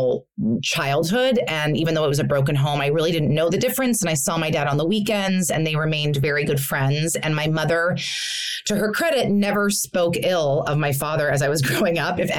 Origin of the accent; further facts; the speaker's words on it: Carmel, California, United States; moved away as an adult; also born or lived in Hawaii / New York / Santa Monica; now in Los Angeles, United States; I was born in Hawaii, but my parents got divorced. So I moved to Carmel, California, is Northern California, they consider it Central California